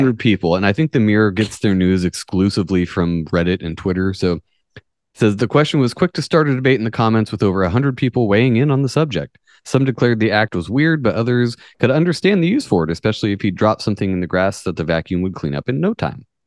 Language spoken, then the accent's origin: English; United States; I'm American